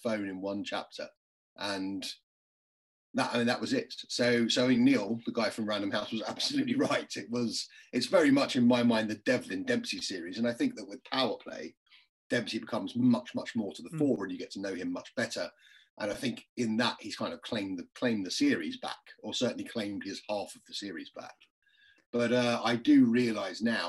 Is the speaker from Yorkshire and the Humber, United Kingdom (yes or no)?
no; London, United Kingdom; if you're from an Irish family in London